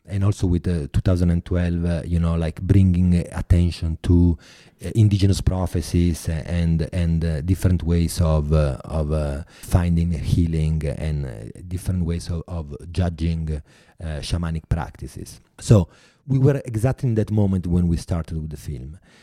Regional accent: Italy; accent: Italian; English is a second language

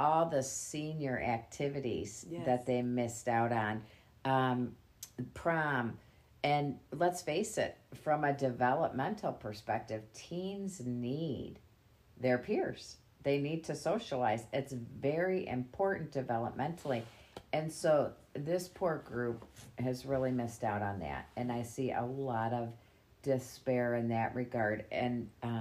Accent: Grosse Pointe Woods, Michigan, United States; I was raised in Grosse Pointe Woods.

